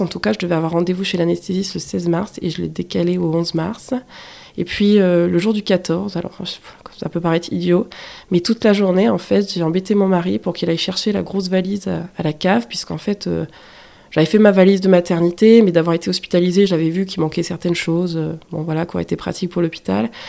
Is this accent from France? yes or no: yes; the North, northern France, France; moved away as an adult; je suis originaire du Nord, pas du tout de la région du Sud